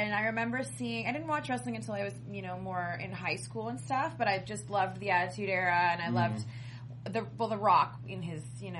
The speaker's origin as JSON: {"language": "English", "country": "Canada", "said": "I'm Canadian"}